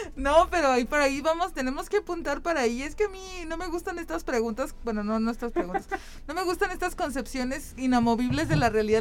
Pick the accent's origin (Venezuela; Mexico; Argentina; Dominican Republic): Mexico; San Luis Potosí; yo crecí y soy del barrio de Tlaxcala, de la colonia Santa Fe